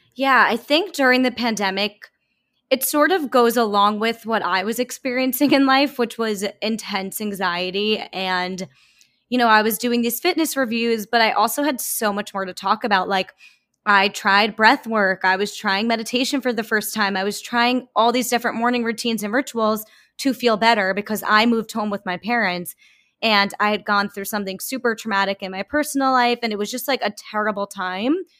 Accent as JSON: {"language": "English", "area": "Long Island", "region": "New York", "country": "United States", "also_born_or_lived": "New Orleans", "moved": "as an adult", "said": "I am from Long Island"}